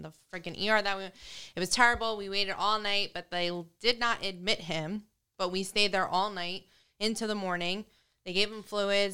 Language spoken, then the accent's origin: English; New York, United States; now in New Jersey, United States; From New York